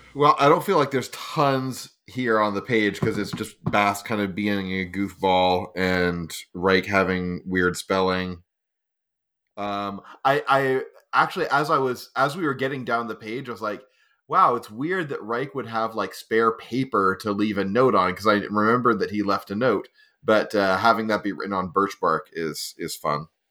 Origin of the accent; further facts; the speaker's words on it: Estonia; moved away; I grew up in Estonia